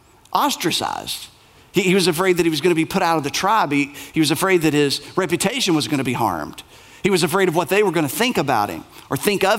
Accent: United States; proud of being an American, of which I am

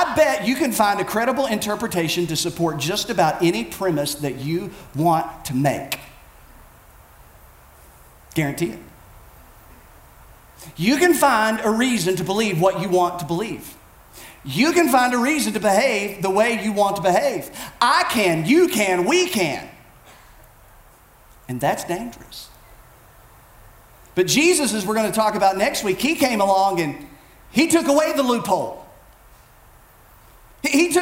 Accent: Bell County, Kentucky, United States; I grew up in Bell County, Kentucky. I'm an Appalachian, born, bred, raised

